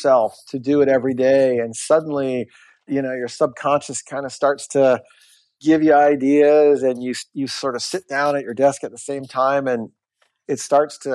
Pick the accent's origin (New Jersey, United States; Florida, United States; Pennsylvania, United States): Florida, United States; I grew up in Florida.